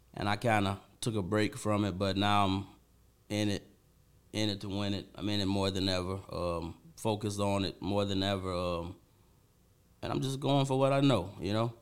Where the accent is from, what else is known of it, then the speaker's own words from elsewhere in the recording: Benton Harbor, Michigan, United States; I'm from Benn Harbor